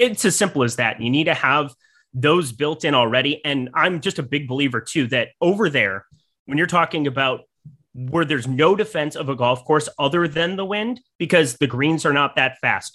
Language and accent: English; South Dakota, United States; growing up in South Dakota